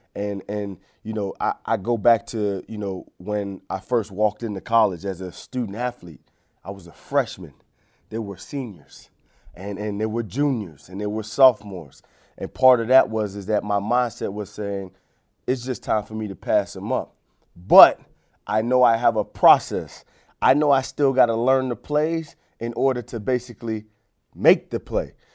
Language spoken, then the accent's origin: English; Fort Lauderdale, Florida, United States; moved away as an adult; also born or lived in Pittsburgh; growing up in Fort Lauderdale, Florida, Broward County